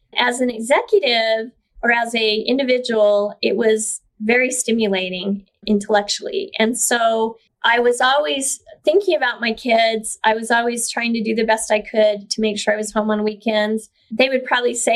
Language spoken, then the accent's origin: English; Brigham City, Utah, United States; also born or lived in Idaho / Bountiful, Utah; I was born in Brigham City, Utah in the 60s and grew up just a pretty normal life